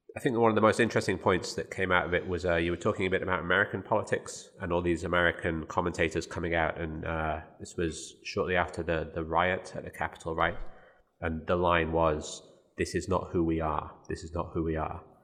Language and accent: English; Birmingham, West Midlands, United Kingdom; moved away; my hometown of Birmingham